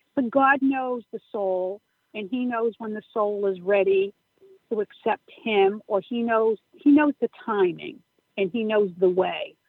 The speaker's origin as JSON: {"language": "English", "town": "Upton", "region": "Massachusetts", "country": "United States", "tie": "born or raised there", "said": "St. Gabriel's Church in Upton, Massachusetts. It's um, my hometown"}